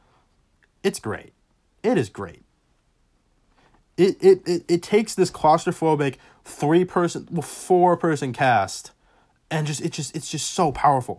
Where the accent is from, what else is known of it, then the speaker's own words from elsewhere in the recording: Boston, Massachusetts, United States; I'm from Boston